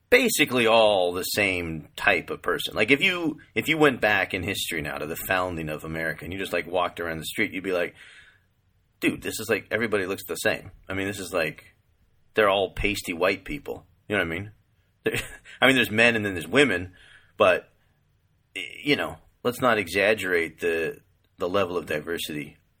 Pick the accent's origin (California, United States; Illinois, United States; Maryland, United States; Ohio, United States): California, United States; moved away; also born or lived in East Coast / New York; I'm from California. I've lived most of my life either in California or on the East Coast